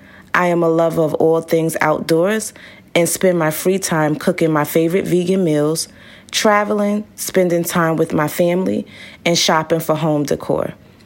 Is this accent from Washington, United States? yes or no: no; Brooklyn, New York, United States; I grew up in Brooklyn, New York, where I live with my two parents and three older siblings. I come from very humble beginnings